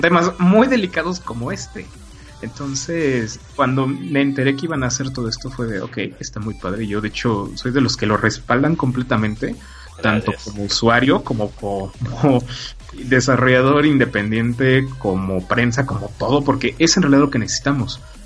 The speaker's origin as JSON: {"language": "Spanish", "country": "Mexico"}